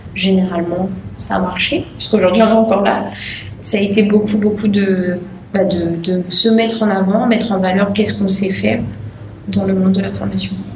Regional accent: Le Tampon, Réunion; je viens de la plaine des Cafres

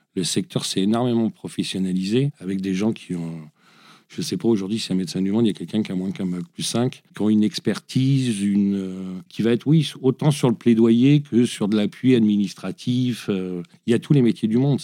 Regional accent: Lyon, Auvergne-Rhône-Alpes, France; une ONG de ma région, je suis lyonnais

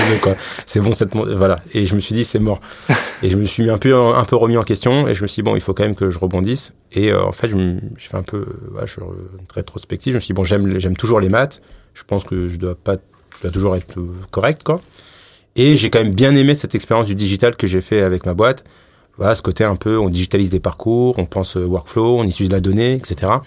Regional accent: Paris, Île-de-France, France; je suis né à Paris

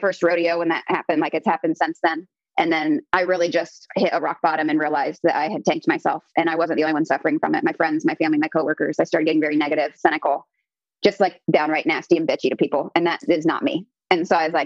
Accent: Columbus, Ohio, United States; moved away as an adult; now in San Jose, United States; I am from Columbus, Ohio originally.

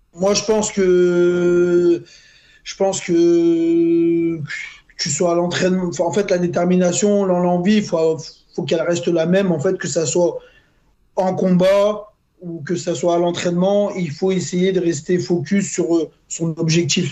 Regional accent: Lyon, Auvergne-Rhône-Alpes, France; je suis de Lyon

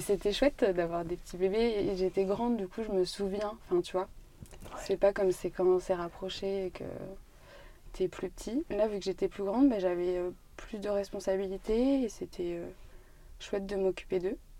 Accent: Brive-la-Gaillarde, Nouvelle-Aquitaine, France; moved away as an adult; Je suis née à Brive. J'ai grandi ici. J'ai fait toutes mes études ici. Enfin, je suis partie après, après le bac, mais mes 18 premières années, c'était à Brive, en Corrèze.

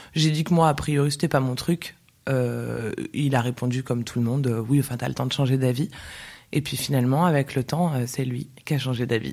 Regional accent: Paris, Île-de-France, France; moved away as an adult; now in Barcelona, Spain; Je suis née à Paris. J'ai vécu euh, pratiquement toute ma vie à Paris

